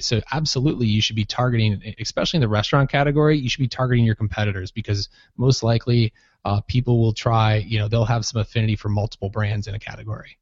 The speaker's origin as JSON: {"language": "English", "region": "Minnesota", "country": "United States", "tie": "born or raised there", "also_born_or_lived": "San Diego", "moved": "as an adult", "said": "I grew up in Minnesota"}